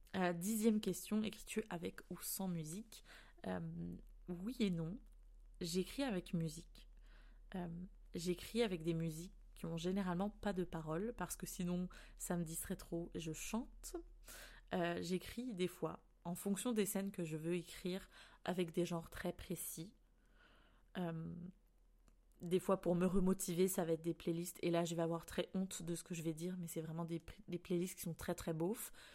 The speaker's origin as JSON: {"language": "French", "country": "France", "moved": "as an adult", "lives_now": "Canada", "said": "je suis française"}